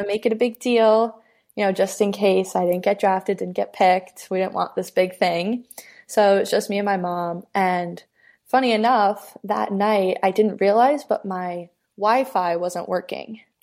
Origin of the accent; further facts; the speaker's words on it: Massapequa, New York, United States; I grew up in Massapequa, New York, which is on Long Island.